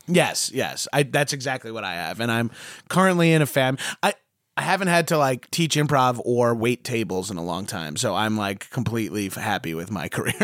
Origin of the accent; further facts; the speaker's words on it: New York, United States; I'm from New York